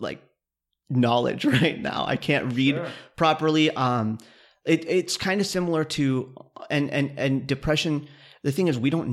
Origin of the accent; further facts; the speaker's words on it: Kansas, United States; moved away; I grew up in Kansas, so the seasons in Kansas are severe